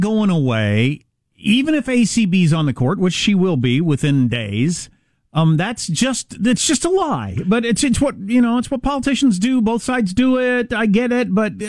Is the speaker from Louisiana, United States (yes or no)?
no; Kansas, United States; my home state of Kansas